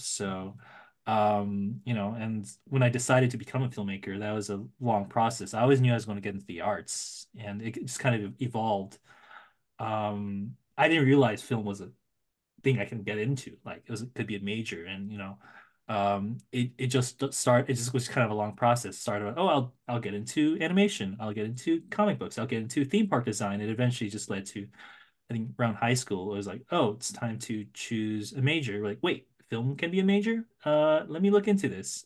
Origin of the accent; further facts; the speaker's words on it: San Francisco Bay Area, California, United States; now in Los Angeles, United States; I grew up in the Bay Area